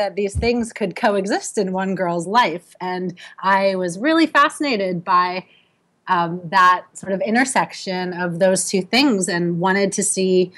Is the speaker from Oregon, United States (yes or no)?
no; outside of Philadelphia, Pennsylvania, United States; moved away as an adult; also born or lived in Medford, Massachusetts / Brooklyn, New York; now in New York, United States; I grew up outside of Philadelphia